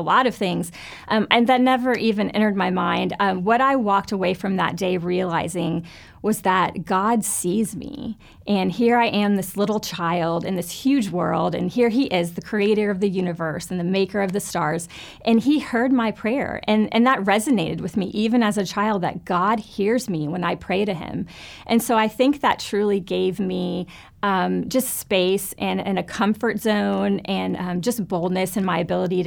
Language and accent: English; Fort Lauderdale, Florida, United States; I grew up in Fort Lauderdale, Florida, and was raised in a wonderful church there